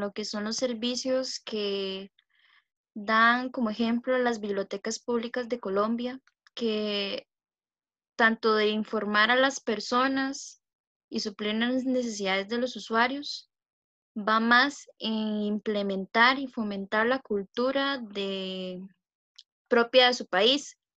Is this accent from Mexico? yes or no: no; Alajuelita, Concepción Abajo, San José, Costa Rica; soy de La Jolita, Concepción Abajo